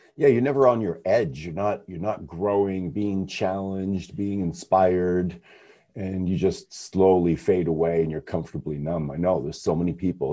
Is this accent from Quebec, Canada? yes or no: yes; Montreal, Quebec, Canada; being Canadian, is in Canada, Montreal, where I come from